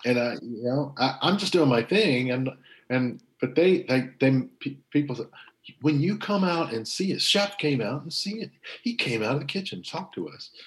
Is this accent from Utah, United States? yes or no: no; Bartlesville, Oklahoma, United States; moved away; in my hometown of Bartlesville, Oklahoma